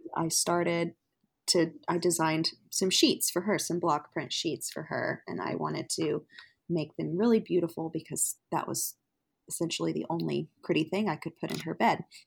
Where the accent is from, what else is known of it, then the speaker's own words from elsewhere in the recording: Fort Worth, Texas, United States; now in Oklahoma City, United States; I live in Oklahoma City, but I am originally from Fort Worth, Texas